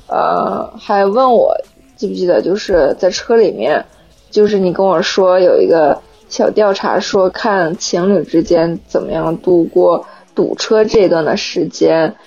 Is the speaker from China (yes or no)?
yes; Northeast China, China; 我是东北人呀。